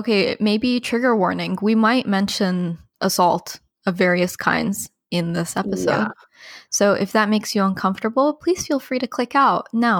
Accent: United Arab Emirates; moved away; So today's episode actually is about growing up in the United Arab Emirates, but also we left in 2010.

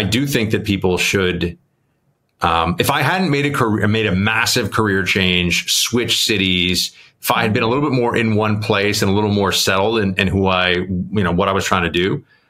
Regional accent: New York City, New York, United States; growing up in New York

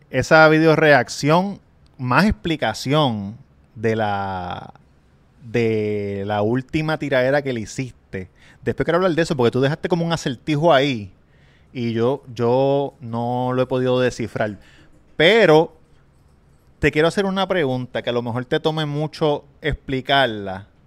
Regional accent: Levittown, Puerto Rico; Me acuerdo que fue en Palo entre Cataño y Levitown. Yo soy de Levitown, al lado de Cataño.

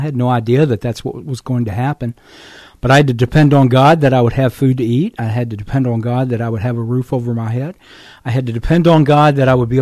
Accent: Virginia, United States; my home state of Virginia

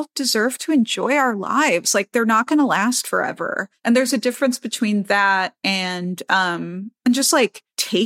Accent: New York City, New York, United States; I'm a New Yorker

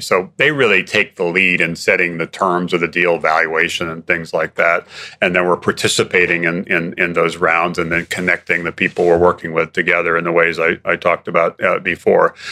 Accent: Hawaii, United States; Growing up in Hawaii

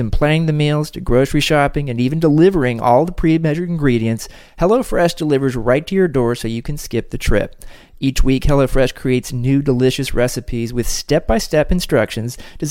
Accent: Kansas City, United States; Kansas City right now, a wonderful city, my hometown

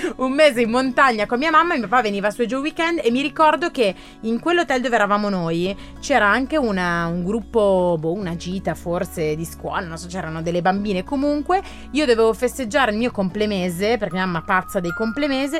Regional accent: Graffignana, Lombardy, Italy; moved away as an adult; now in Milan, Italy; torno sempre meno a Graffignana che è il mio paese d'origine

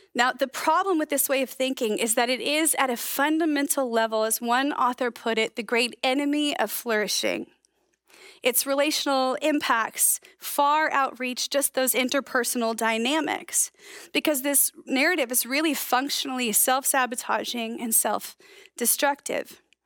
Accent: United States; accent: American; my American accent

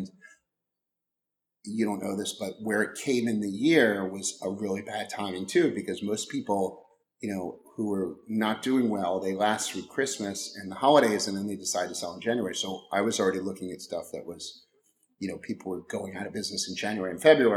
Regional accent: Maryland, United States; moved away as an adult; also born or lived in Washington, D.C.; now in Los Angeles, United States; I grew up in Maryland, and then I lived in Washington, D.C. for 6 years

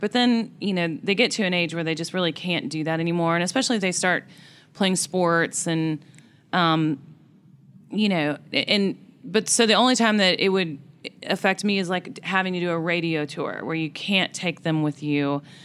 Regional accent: Boonville, Missouri, United States; moved away as an adult; now in Nashville, United States; I was at home in Booneville, Missouri

